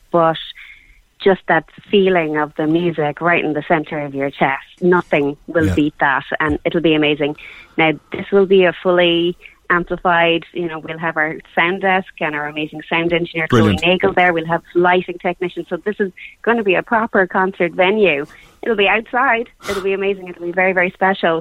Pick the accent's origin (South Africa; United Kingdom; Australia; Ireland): Ireland; Cork, Munster; we're from Cork. I'm a Cork girl